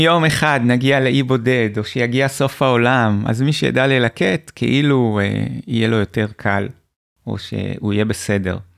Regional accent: Hibat Tzion, Central District, Israel; גדלתי במושב בעמק חפר, שנקרא חיבת ציון

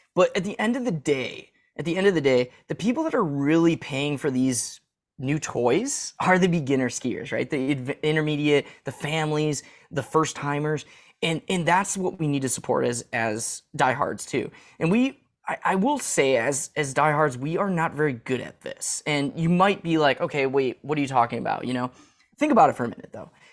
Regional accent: Midwest, United States; as a Midwesterner

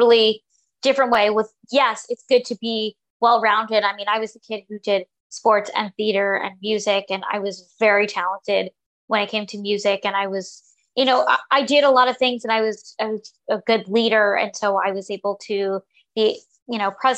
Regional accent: New York, United States; I'm from New York

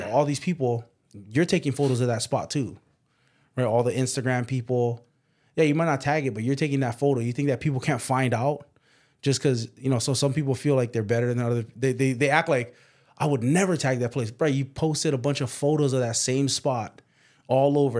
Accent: Waipahu, Hawaii, United States; also born or lived in Waianae, Hawaii; We grew up in Waianae, but then we moved to Waipahu

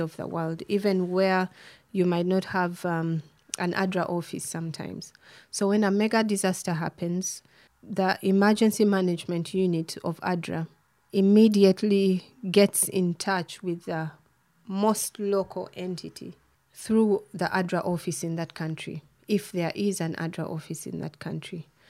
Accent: Kampala, Central Region, Uganda; moved away as an adult; now in Canada; I'm from Uganda, born and raised in Kampala, the capital

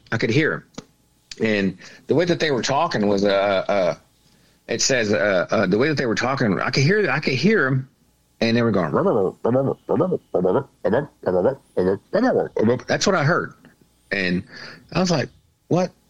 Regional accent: Oklahoma, United States; I grew up in Oklahoma

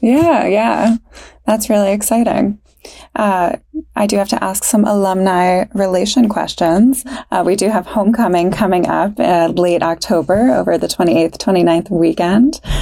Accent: Stroudsburg, Pennsylvania, United States; I'm from Stroudsburg

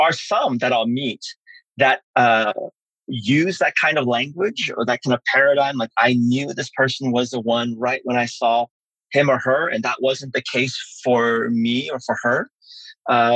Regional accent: San Francisco, California, United States; English is a second language; also born or lived in South Korea; my years in San Francisco

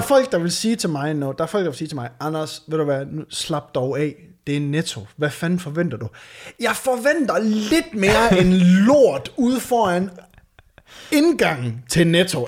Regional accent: Varde, Southern Denmark, Denmark; now in Aarhus, Denmark; da jeg flytter fra, øh, fra Varde, du ved, hvor jeg, øh, hvor jeg er fra

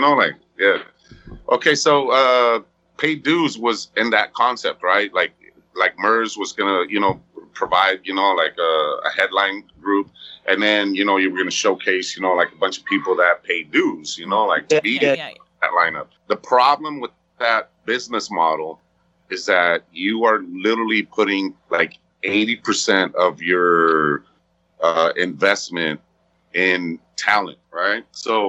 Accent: West Coast, United States; even though I was from the West Coast, obviously, you know, like, I still like shit from the West Coast, right?

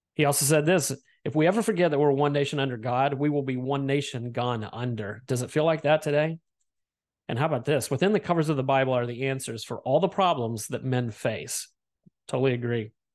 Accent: United States; proud of being an American

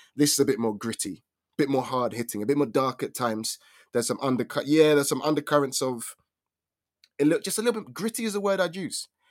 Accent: United Kingdom; accent: British; actual British accent

